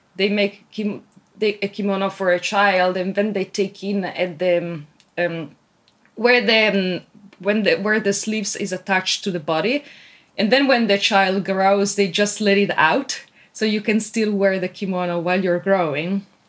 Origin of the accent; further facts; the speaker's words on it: Italy; moved away as an adult; now in Tokyo, Japan; originally, I'm from Italy